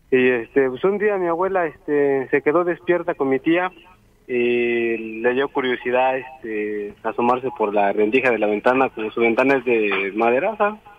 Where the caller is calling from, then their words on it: Orizaba, Veracruz, Mexico; De acá de Orizaba.